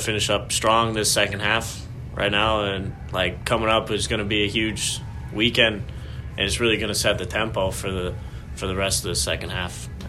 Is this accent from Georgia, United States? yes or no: no; Athens, Ohio, United States; That's pretty close to my hometown.